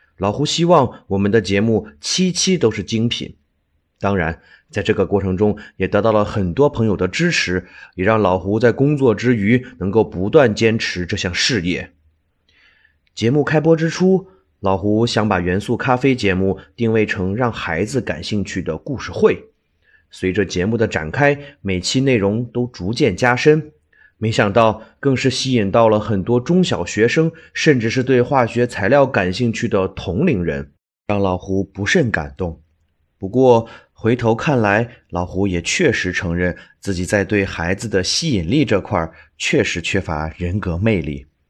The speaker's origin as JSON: {"language": "Chinese", "town": "Baoji", "region": "Shaanxi", "country": "China", "tie": "born or raised there", "said": "那就是我的家乡陕西省宝鸡市"}